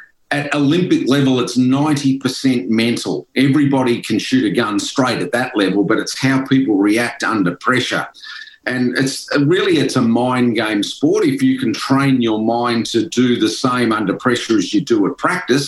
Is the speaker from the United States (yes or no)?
no; Ballarat, Victoria, Australia; I was pretty keen on football growing up in Ballarat